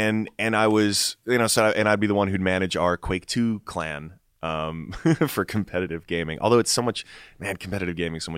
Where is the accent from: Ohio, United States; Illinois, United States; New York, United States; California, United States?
New York, United States; born there; Like I was born in New York.